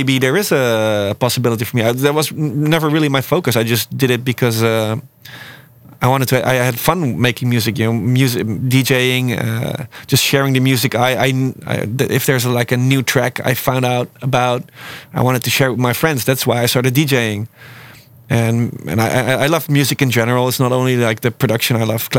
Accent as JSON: {"language": "English", "town": "Breda", "region": "North Brabant", "country": "Netherlands", "tie": "born or raised there", "said": "I grew up in Breda"}